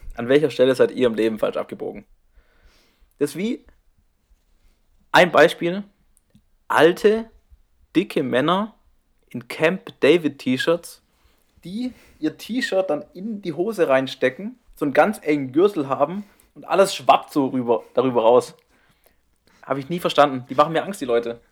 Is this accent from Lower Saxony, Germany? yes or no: no; near the Black Forest, near Strasbourg, Baden-Württemberg, Germany; moved away; 30, 40 Minuten von meinem Heimatort weg